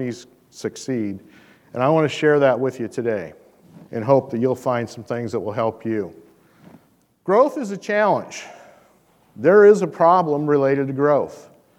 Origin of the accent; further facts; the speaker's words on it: Shelby County, Iowa, United States; I'm really just a simple Iowa farm boy. I come from Shelby County, Iowa